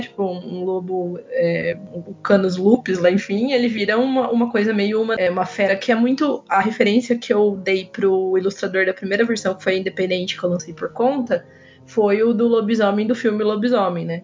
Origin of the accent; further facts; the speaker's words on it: interior of São Paulo, Brazil; eu sou daqui do interior de São Paulo